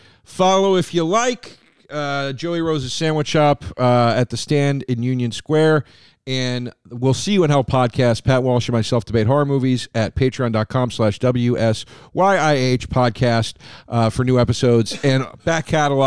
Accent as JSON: {"language": "English", "country": "United Kingdom", "said": "It seems to me that bacon is far preferred by Americans, but as a Brit, I think that maybe because you haven't tasted the best sausages."}